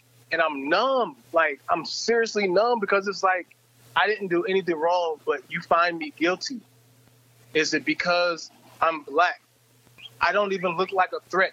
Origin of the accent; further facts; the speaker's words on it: Olathe, Kansas, United States; growing up in Kansas City, suburb of Olathe was the suburb of Kansas City